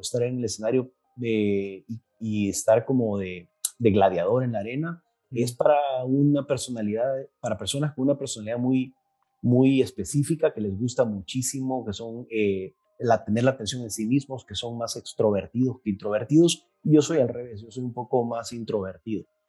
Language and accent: Spanish; El Salvador; soy de El Salvador